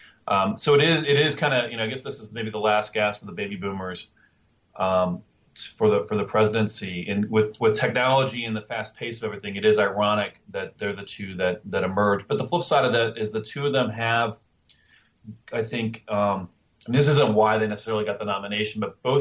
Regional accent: Northern Kentucky, United States; born or raised there

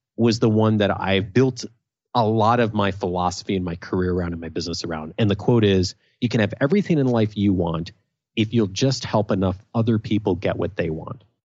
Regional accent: Naperville, Illinois, United States; also born or lived in Champaign-Urbana; I grew up in Naperville, a suburb of Chicago

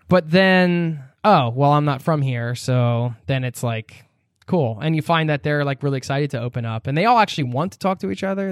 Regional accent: United States; I'm American

